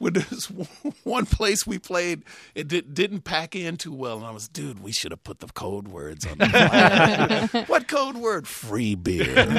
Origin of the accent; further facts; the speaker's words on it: Fort Worth, Texas, United States; Grew up in Fort Worth, Texas.